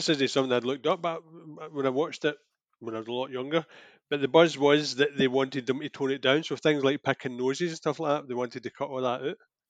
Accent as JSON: {"language": "English", "region": "Scotland", "country": "United Kingdom", "said": "I'm so Scottish"}